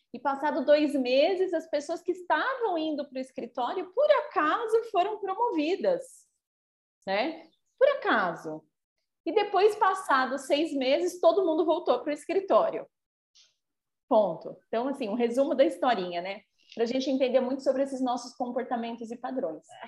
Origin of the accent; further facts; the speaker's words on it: São Paulo, Brazil; moved away; eu já morei em São Paulo, né? Sou paulistana